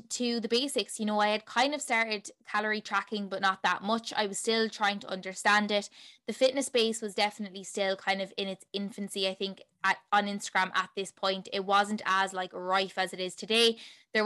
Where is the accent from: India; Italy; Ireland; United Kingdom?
Ireland; Tipperary, Munster; also born or lived in Limerick, Ireland; I am from Tipperary in Ireland